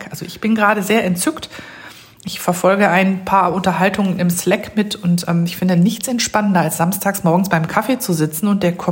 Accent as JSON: {"language": "German", "region": "Rhineland", "country": "Germany", "said": "Im Rheinland, wo ich herkomme"}